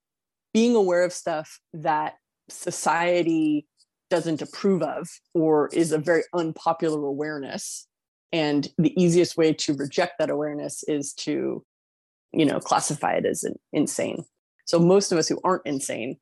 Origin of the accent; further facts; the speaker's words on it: California, United States; Since I grew up in California, I grew up on like the edge of the New World